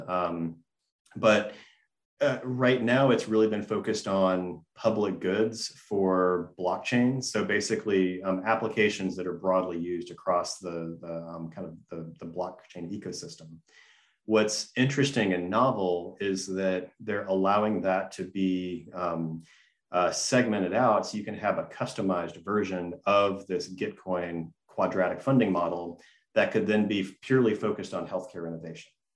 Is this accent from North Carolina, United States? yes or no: no; Gainesville, Georgia, United States; I grew up in Gainesville, Georgia, and the 1996 Olympics uh, venue for flatwater kayaking was about 15 minutes from my home